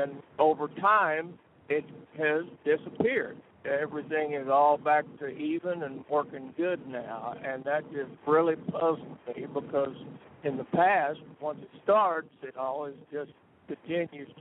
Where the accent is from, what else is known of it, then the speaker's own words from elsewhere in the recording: Conway, Missouri, United States; I'm from Conway, Missouri